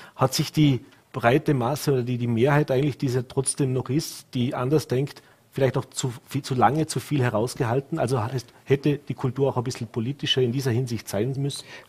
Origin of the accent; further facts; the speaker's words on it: Vorarlberg, Austria; bei uns in Vorarlberg